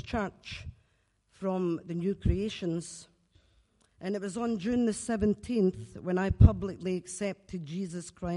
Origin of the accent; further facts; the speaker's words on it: Glasgow, Scotland, United Kingdom; now in Lennoxtown, United Kingdom; 18 months ago, I moved to Lennoxtown, but I'm actually from Glasgow. I was away for over 30 years, and I'm back home.